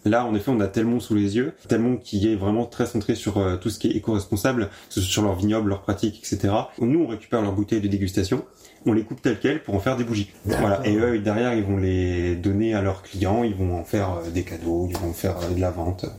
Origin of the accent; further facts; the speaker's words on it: Hautvillers, Grand Est, France; J'ai grandi à Dauvillé avec ma famille